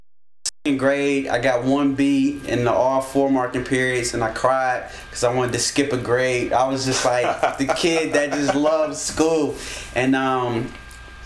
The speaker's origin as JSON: {"language": "English", "town": "Detroit", "region": "Michigan", "country": "United States", "tie": "born or raised there", "also_born_or_lived": "Alaska / California", "moved": "yes", "lives_now": "New Jersey, United States", "said": "I grew up in Detroit, and my grandparents, they were pastors"}